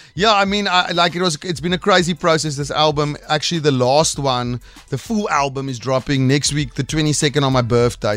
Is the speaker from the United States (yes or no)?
no; South Africa; first language Afrikaans; English is a second language; Afrikaans is my first language